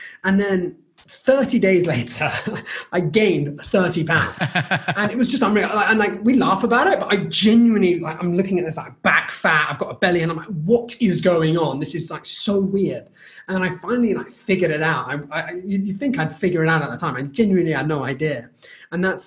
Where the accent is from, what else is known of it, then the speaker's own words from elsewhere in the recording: United Kingdom; as a British person, obviously, you're aware that as a culture, we want to finish everything that's on our plate.